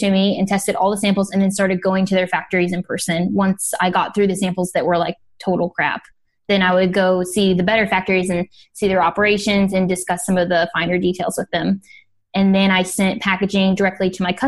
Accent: Midwest, United States; moved away as an adult; also born or lived in Boston / Miami / Los Angeles; now in China; I grew up in the Midwest

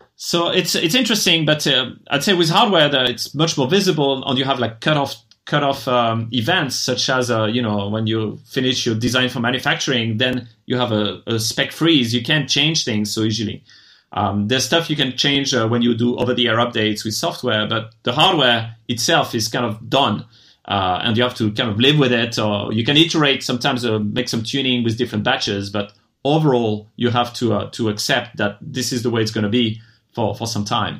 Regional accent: France; moved away as an adult; also born or lived in Japan; I'm originally from France, and when I graduated, I wasn't too excited about working in France

